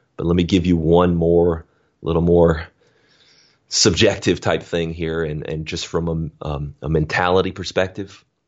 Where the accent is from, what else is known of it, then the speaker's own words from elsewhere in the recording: Alabama, United States; I'm from Alabama, grew up on a dirt road